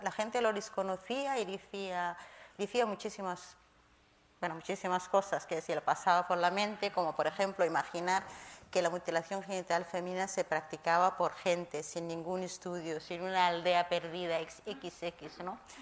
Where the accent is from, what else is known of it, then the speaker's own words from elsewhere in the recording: Kenya; now in Spain; Llegué a España hace 20 años. Yo nací en Kenia